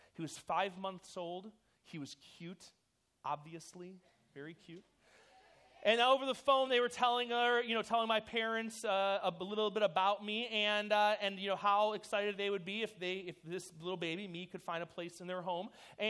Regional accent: New York City, New York, United States; born there; My birth mother, I was born in New York City.

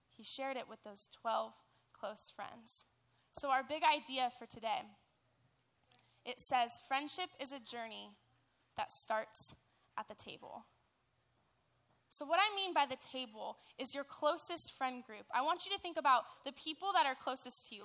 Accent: Dana Point, California, United States; I'm from Dana Point

